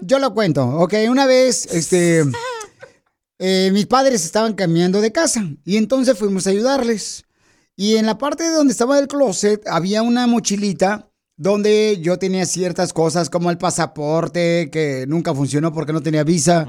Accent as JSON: {"language": "Spanish", "region": "Michoacán", "country": "Mexico", "moved": "yes", "lives_now": "United States", "said": "yo soy de Michoacán, Michoacán, Casimiro."}